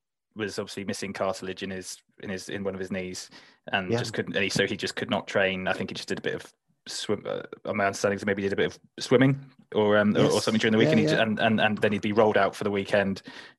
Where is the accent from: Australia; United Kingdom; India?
United Kingdom; Whitchurch; Actually, funny enough, I met Steve Perryman the other day because I'm from Whitchurch, and I was in the social club